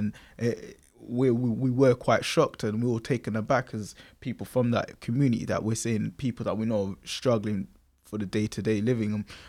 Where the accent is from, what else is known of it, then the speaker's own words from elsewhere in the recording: London, United Kingdom; being born and bred in Newham and living 27 years in Newham